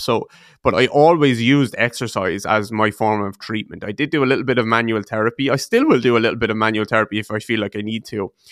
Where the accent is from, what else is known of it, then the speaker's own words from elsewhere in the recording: Waterford, Munster, Ireland; I'm from a place called Waterford in the southeast of Ireland, just about two hours south of Dublin.